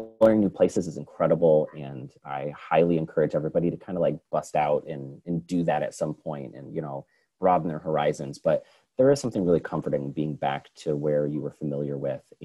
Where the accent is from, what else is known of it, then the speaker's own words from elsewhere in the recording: Schenectady, New York, United States; moved away as an adult; also born or lived in Oregon / Pittsburgh; I was born and raised in Schenectady